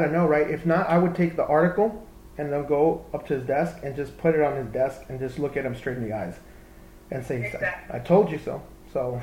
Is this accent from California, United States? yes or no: no; Texas, United States; I grew up in Texas